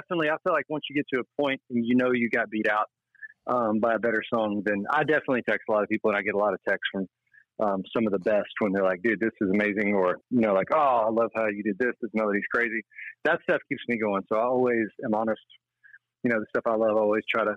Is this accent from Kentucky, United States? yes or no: yes; Danville, Kentucky, United States; Danville, Kentucky is where I'm from. So it's like a farm and factory town